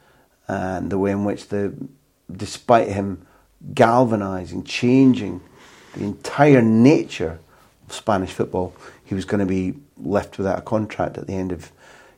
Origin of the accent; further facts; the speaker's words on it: United Kingdom; moved away; as a Brit abroad